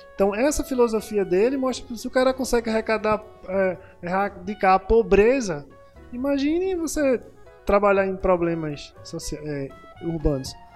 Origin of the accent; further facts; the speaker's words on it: Pernambuco, Brazil; eu sou pernambucano igual a vocês